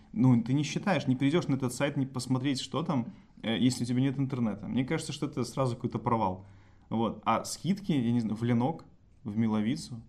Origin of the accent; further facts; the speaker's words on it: Belarus; я родился, написано, что в деревне, да. То есть я могу считать, что моя малая родина — это деревня